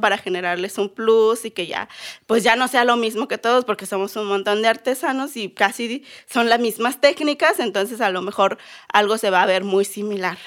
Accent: Silacayoapan, Oaxaca, Mexico; now in Guadalajara, Mexico; Soy mixteca de Oaxaca, porque sabemos que hay en Guerrero y en Puebla. Yo soy de Oaxaca.

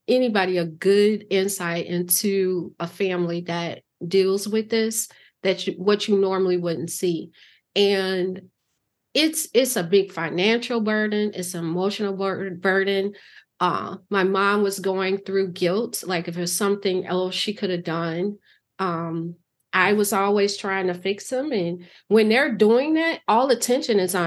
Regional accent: Chicago, Illinois, United States; growing up in Chicago

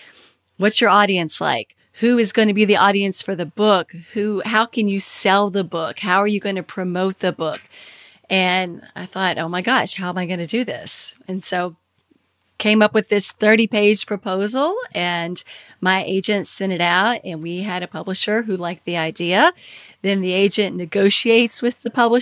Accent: Kentucky, United States; moved away as an adult; also born or lived in Washington, D.C.; I had moved from Washington, D.C., where I was working with Kiplinger's, to my home state of Kentucky

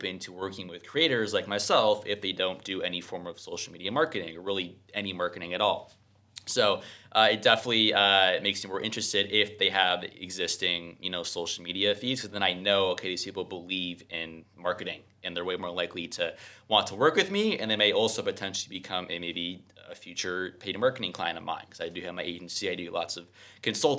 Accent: New Jersey, United States; moved away; also born or lived in Mexico City; I'm originally from New Jersey

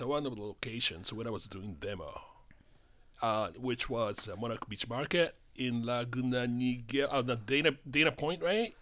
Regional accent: Tokyo, Japan; accent: Japanese; English is a second language; moved away as an adult; now in United States; I grew up in Tokyo and I came to the United States more than thirty years ago

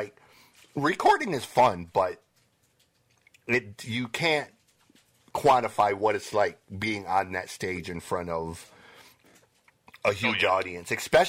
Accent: Lapeer, Michigan, United States; I grew up on a 400-acre farm out by where Richard lives, so, you know, I grew up around Lapeer and North Branch, Frankenmuth, that area.

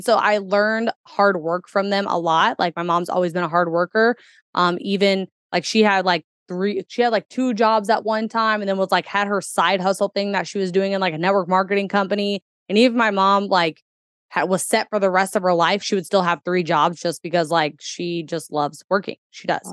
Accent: Kentuckiana, United States; born or raised there

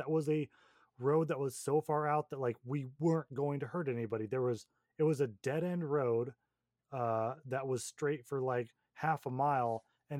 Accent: Portland, United States; growing up in Portland

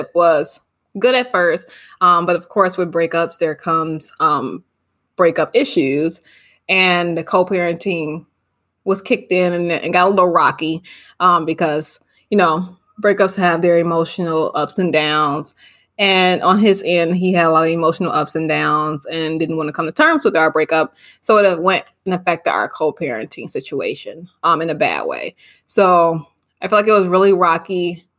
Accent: Chicago, Illinois, United States; I currently live in Chicago. We are from Chicago

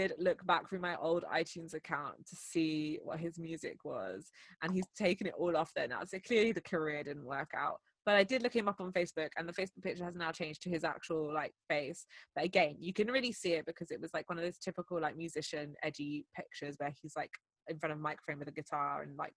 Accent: United Kingdom; I'm so British

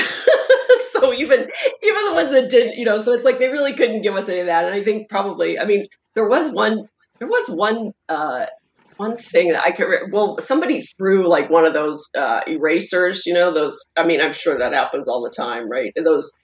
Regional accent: Pittsburgh, Pennsylvania, United States; I grew up in Pittsburgh

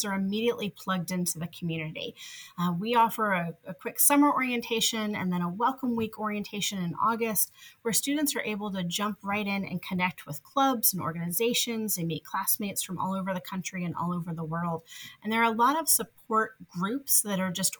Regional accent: New Jersey, United States; moved away as an adult; also born or lived in North Carolina; now in Memphis, United States; I grew up in New Jersey, just a train ride away from New York.

